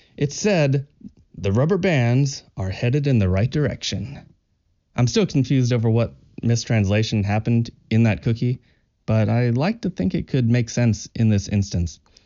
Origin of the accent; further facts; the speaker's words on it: Kentucky, United States; I'm from Kentucky in the U